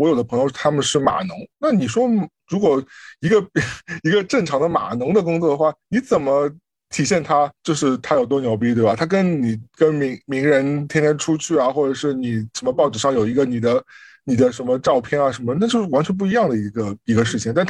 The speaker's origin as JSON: {"language": "Chinese", "country": "China", "moved": "yes", "lives_now": "United States", "said": "是因为我们从国内来到美国，最大的状况其实是面对是。你的人脉几乎是完全用不到的，"}